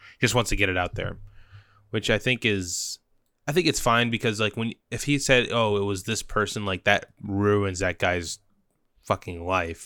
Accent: Orlando, Florida, United States; my hometown of Orlando, Florida.

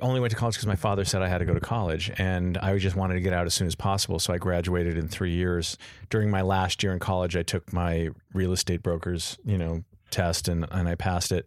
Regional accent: Los Angeles, California, United States; also born or lived in Beverly Hills; I grew up in Encino.

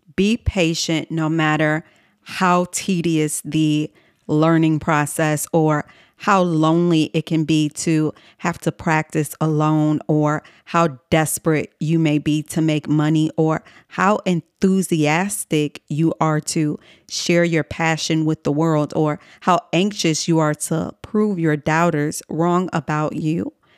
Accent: Chicago, Illinois, United States; moved away as an adult; also born or lived in New York City; my hometown in Chicago, Illinois

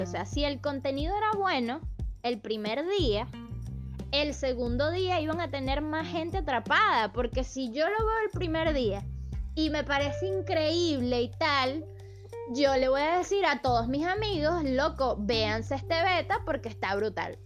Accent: Caracas, Capital District, Venezuela; en mi país, en Caracas

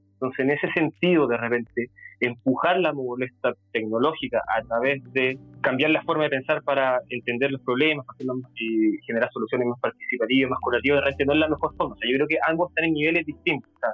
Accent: Concepción, Biobío, Chile; also born or lived in London; yo soy de Chile, de Concepción, una ciudad que queda un poquito al sur de Santiago

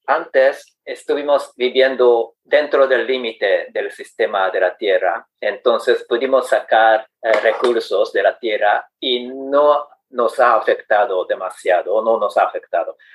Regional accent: Japan; Spanish is a second language; soy japonés de 57 años, soltero

